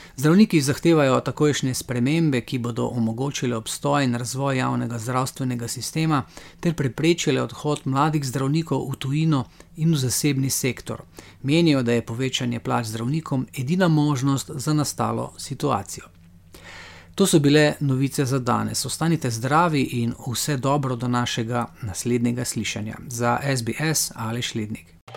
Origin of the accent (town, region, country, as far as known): Slovenia